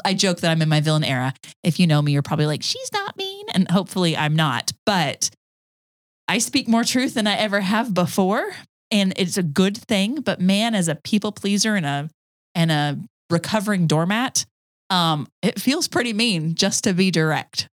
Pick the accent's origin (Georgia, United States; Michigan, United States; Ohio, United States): Georgia, United States; accent: Southern; also born or lived in Tucson, Arizona / Denver, Colorado; now in Cartersville, United States; we moved to Georgia when I was seven. And so, and then I grew up in Georgia.